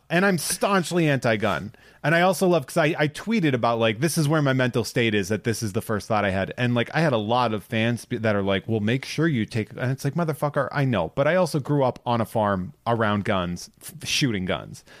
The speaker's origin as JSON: {"language": "English", "region": "Massachusetts", "country": "United States", "said": "I am from Massachusetts."}